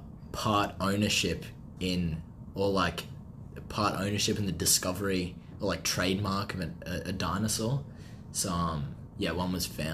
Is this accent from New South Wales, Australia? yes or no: no; Brisbane, Queensland, Australia; I'm from Fernie Hills. It's just outside Brisbane, 15 minutes northwest. It's suburban, you know. Lived there all my life. I was born just in Brisbane as well, in a hospital about 10 minutes away